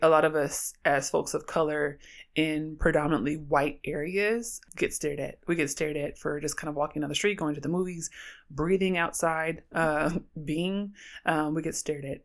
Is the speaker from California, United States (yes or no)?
yes; Oakland, California, United States; I'm from Oakland, and I'm a queer black feminist scholar